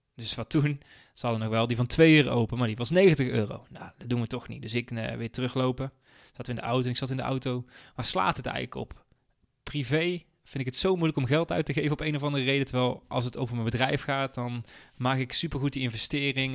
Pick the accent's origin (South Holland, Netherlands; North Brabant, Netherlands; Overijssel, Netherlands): North Brabant, Netherlands; 's-Hertogenbosch; moved away as an adult; now in Venlo, Netherlands; ik kom oorspronkelijk uit Den Bosch. Ik heb daar bijna 30 jaar gewoond.